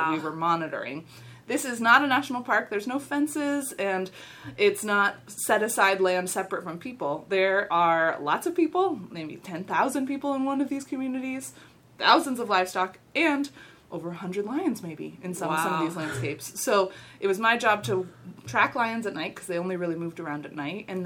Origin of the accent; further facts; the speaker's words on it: Cincinnati, Ohio, United States; also born or lived in Kenya; I grew up here in Cincinnati